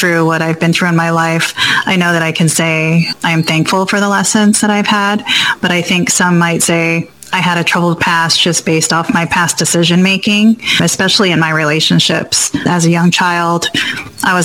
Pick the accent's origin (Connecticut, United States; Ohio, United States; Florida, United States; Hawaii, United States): Hawaii, United States; also born or lived in Guam; I was born in Guam and raised in Hawaii.